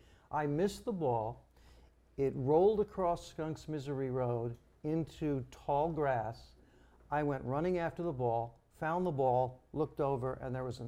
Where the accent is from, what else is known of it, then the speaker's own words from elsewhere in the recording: Locust Valley, New York, United States; I grew up in Locust Valley